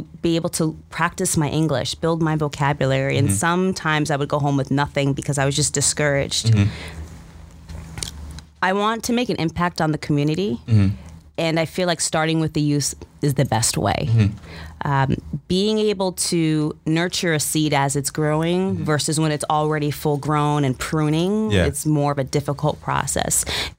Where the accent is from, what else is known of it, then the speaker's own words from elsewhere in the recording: Stamford, Connecticut, United States; English is a second language; also born or lived in Berlin, Germany; we immigrated to the States in the 90s, Stamford, Connecticut